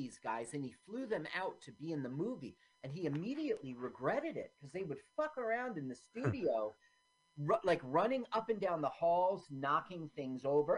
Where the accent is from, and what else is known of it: New Jersey, United States; born or raised there; also born or lived in Washington, D.C.